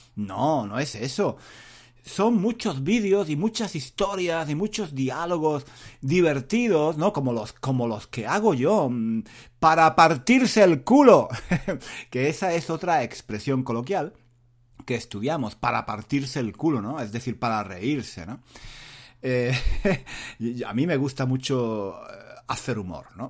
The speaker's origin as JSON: {"language": "Spanish", "country": "Spain", "moved": "as an adult", "lives_now": "London, United Kingdom", "said": "donde yo era el único español"}